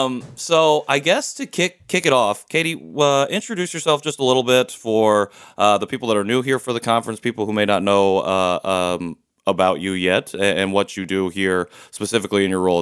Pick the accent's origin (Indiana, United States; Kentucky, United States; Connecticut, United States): Indiana, United States; also born or lived in Seoul, South Korea; I was born in 1990 in Seoul, adopted by an all-white family in Indiana, and I currently reside in Indianapolis.